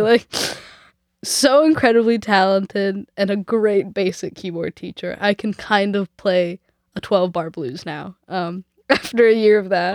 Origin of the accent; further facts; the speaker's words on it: Vancouver, British Columbia, Canada; also born or lived in Nelson; I'm from Vancouver and we don't get real winter here